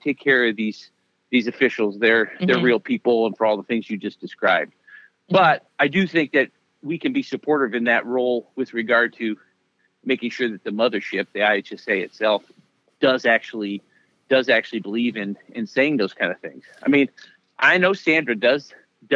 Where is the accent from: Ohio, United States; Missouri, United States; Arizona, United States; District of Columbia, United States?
Ohio, United States; I am an Ohio boy, but my dad was the head athletic trainer at Miami of Ohio, so I grew up in Ohio